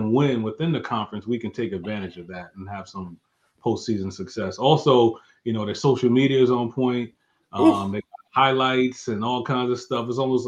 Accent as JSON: {"language": "English", "region": "New Jersey", "country": "United States", "said": "I'm from New Jersey, so I'm way up there, man."}